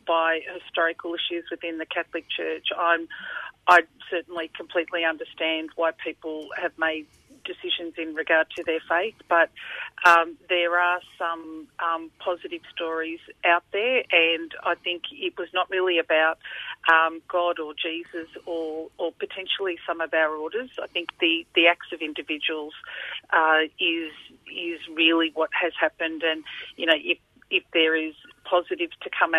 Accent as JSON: {"language": "English", "town": "Hawthorne", "country": "Australia", "also_born_or_lived": "Fiji", "said": "I'm from Hawthorne, I'm Australian."}